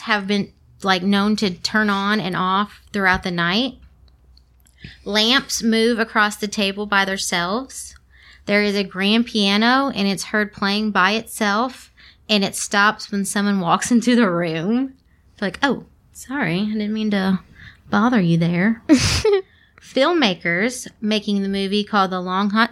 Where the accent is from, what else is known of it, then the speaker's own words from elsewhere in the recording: Kentucky, United States; also born or lived in Louisville; We are from Kentucky